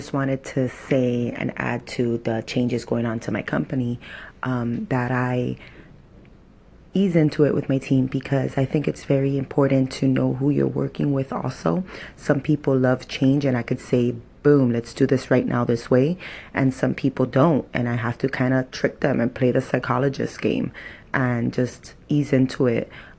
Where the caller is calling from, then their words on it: Miami, Florida, United States; I'm calling from Miami, Florida.